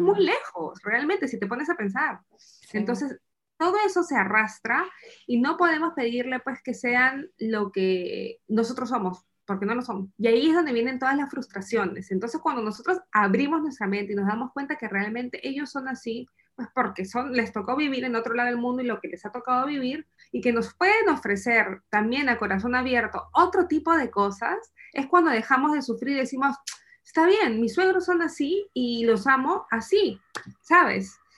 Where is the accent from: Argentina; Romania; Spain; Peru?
Peru; moved away as an adult; also born or lived in Lima, Peru; now in Essen, Germany; soy peruana y vivo en Alemania